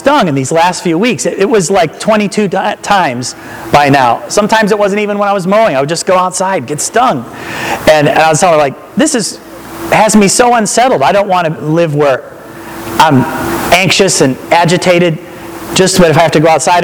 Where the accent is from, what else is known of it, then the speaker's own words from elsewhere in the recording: Akron, Ohio, United States; I'm from Akron